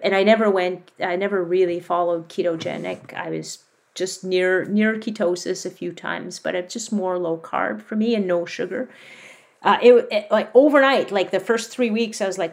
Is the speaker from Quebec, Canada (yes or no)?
yes; Quebec, Canada; I grew up in Quebec